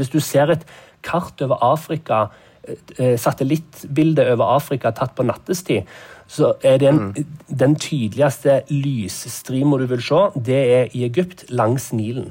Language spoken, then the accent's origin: Norwegian; Norway; moved away as an adult; now in Nairobi, Kenya; hjemme i Norge